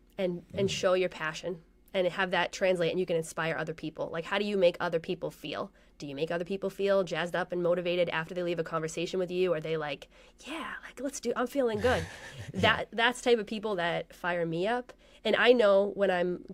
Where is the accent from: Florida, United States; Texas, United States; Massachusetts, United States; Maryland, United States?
Massachusetts, United States; moved away; also born or lived in Colorado; I'm from Massachusetts